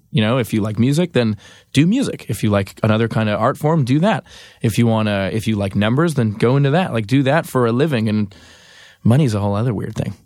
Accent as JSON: {"language": "English", "country": "Canada", "said": "I'm from Canada"}